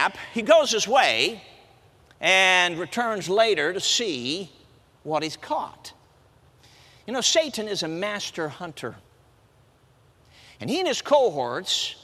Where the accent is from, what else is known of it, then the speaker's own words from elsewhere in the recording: Chicago, Illinois, United States; now in Michigan, United States; Now, I'm a city kid. I grew up in Chicago. I'm based out of Michigan now.